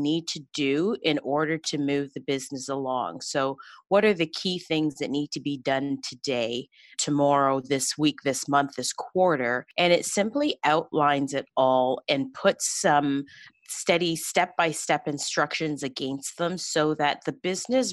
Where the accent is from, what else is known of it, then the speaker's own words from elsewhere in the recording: Toronto, Ontario, Canada; I grew up in Scarborough, Ontario